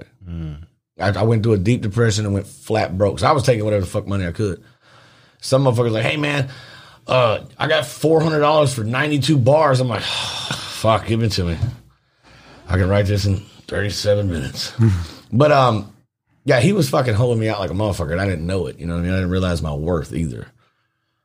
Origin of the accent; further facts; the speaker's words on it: Memphis, Tennessee, United States; I'm from Fraser